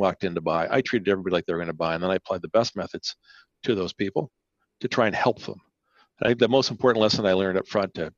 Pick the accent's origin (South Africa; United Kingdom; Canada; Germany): Canada; first language Spanish; which is a mother language of mine, but not what I spoke most of my life growing up in Canada